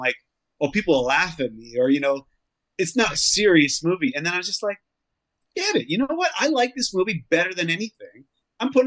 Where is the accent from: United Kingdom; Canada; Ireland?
Canada; I grew up in Canada